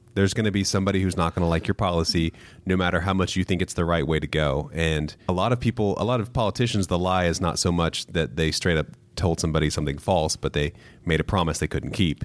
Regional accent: Midwest, United States; I was raised in the Midwest

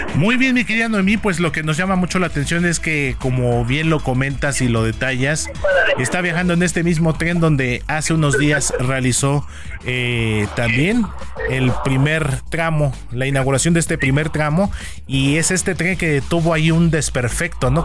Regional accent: Mexico; los mexicanos

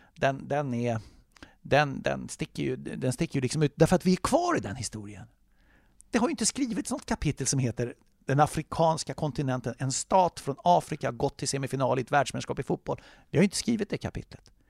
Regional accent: Sweden; som svensk

